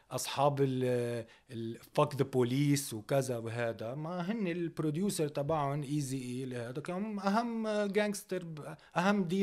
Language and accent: Arabic; Algeria; هو هن وقتها مثلا كجزائريه كان موضوع العشرية السوداء